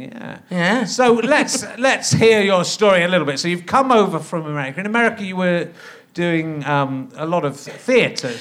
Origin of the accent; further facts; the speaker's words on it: England, United Kingdom; we were very nervous as English little posh kids